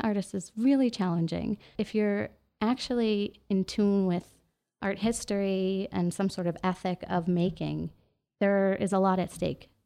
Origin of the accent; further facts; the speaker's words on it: New York City, New York, United States; moved away as an adult; now in Los Angeles, United States; I'm from New York, like New York City, born and raised